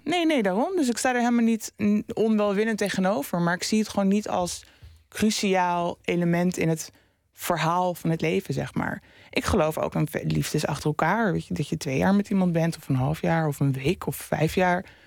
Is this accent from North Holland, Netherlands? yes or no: yes; Amsterdam, North Holland, Netherlands; Ik kom zelf uit Oost, Amsterdam Oost. En nu woon ik eh, vijf jaar in Noord